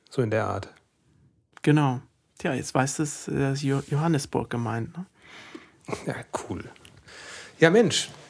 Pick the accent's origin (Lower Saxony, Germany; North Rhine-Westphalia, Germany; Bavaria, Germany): North Rhine-Westphalia, Germany; Kerpen; Ich komme aus Kerpen natürlich.